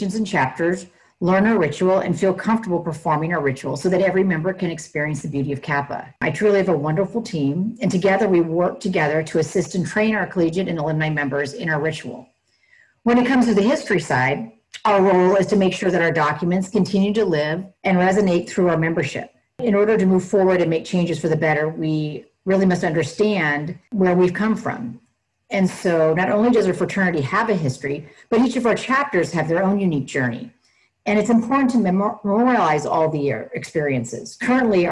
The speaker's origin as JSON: {"language": "English", "region": "Northern California", "country": "United States", "tie": "born or raised there", "said": "I was born and raised in Northern California, which is right outside the Bay Area."}